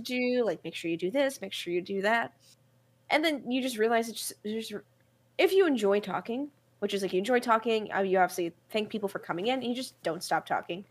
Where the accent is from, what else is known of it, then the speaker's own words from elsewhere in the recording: New York City, New York, United States; I'm from New York City. I'm from Brooklyn.